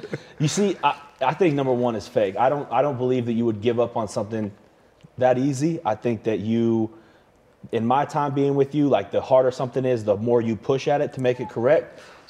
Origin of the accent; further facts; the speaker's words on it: Nebraska, United States; I'm from Nebraska, from the South.